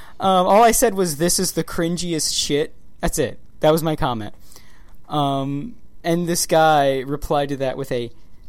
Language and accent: English; Baltimore, Maryland, United States; growing up in Baltimore, living in Maryland.